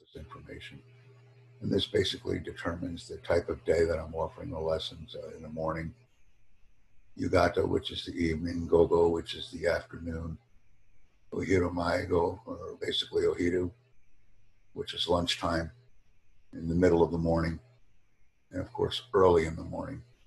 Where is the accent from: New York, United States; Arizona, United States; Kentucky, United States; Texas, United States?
New York, United States; first language English; home country, and I put down America